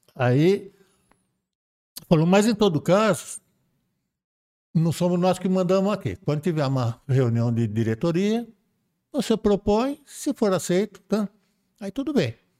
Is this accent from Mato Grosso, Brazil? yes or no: no; Praia Grande, São Paulo, Brazil; Eu sou da Praia Grande